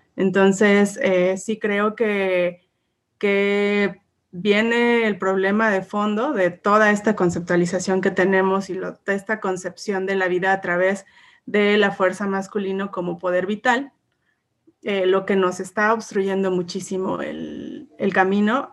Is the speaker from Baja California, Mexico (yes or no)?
no; Puebla, Mexico; soy una mujer mexicana, orgullosamente poblana.